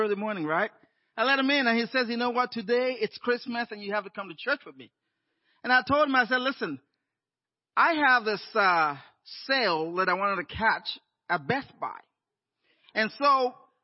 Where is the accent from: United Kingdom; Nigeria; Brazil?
Nigeria; moved away as an adult; also born or lived in Inland Empire, California; now in Los Angeles, United States; I'd grown up in Nigeria, and in my, 21, I moved down to the U.S.